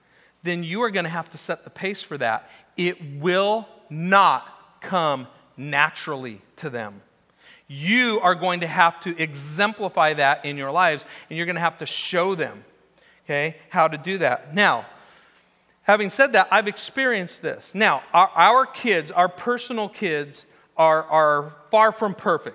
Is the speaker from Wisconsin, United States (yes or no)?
no; Newbury Park, California, United States; also born or lived in Orange County, California; growing up in Orange County and then Newberry Park